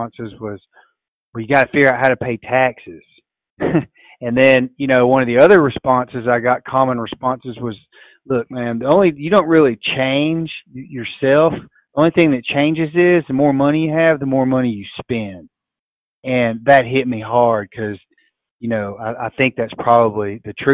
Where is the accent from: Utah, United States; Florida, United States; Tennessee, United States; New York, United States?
Tennessee, United States; West; growing up in West Tennessee, we always hunted flooded